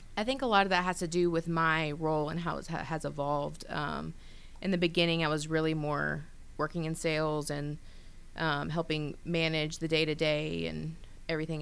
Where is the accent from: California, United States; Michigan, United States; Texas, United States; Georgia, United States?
Georgia, United States; Grayson; moved away as an adult; now in Atlanta, United States; I was born and raised in Gwinnett County. Um, grew up in Grayson